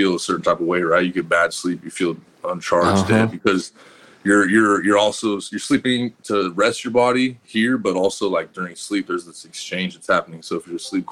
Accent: Denver, Colorado, United States; I grew up in Colorado, in Denver.

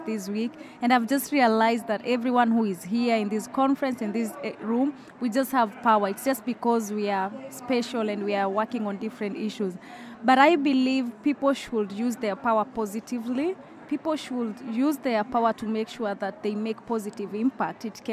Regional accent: Uganda; I come from Uganda

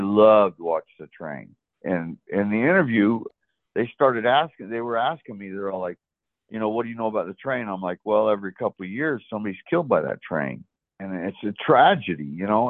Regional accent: West Palm Beach, Florida, United States; moved away; also born or lived in Oregon / Orem, Utah / Nephi, Utah; I grew up in South Florida, so West Palm Beach, and we moved out west in 1986 and went from Florida to uh, Oregon

